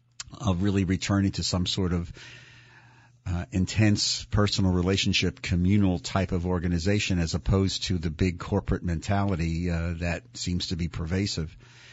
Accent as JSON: {"language": "English", "town": "Philadelphia", "region": "Pennsylvania", "country": "United States", "tie": "born or raised there", "said": "growing up in Philly"}